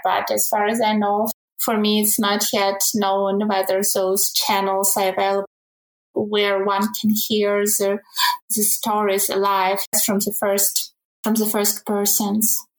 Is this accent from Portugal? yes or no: no; Ukraine; now in Germany; originally I come from Ukraine.